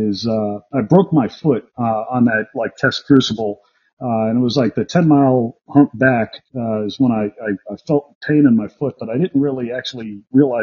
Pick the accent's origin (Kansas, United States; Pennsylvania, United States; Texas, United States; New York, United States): New York, United States; New York City; moved away as an adult; also born or lived in Camp Lejeune, North Carolina / Dam Neck, Virginia; I was a kid from Brooklyn, New York.